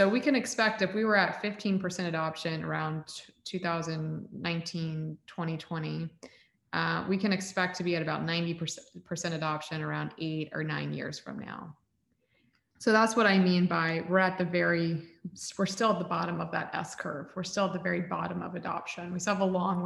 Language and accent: English; Central Florida, United States; also born or lived in Texas; I was born in Texas, but raised in Florida. And my entire family, all my community, everybody I'd ever known was from Central Florida